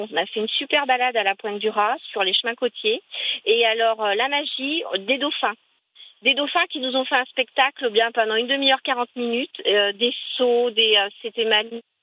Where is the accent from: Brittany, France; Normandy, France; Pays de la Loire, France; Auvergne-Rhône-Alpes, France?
Normandy, France; Rouen; je fais un petit bonjour aux Rouennais puisque je suis de Rouen.